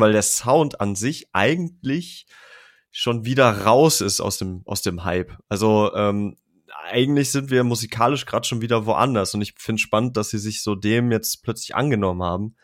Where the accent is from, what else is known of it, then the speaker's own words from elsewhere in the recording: Germany; bei uns in Deutschland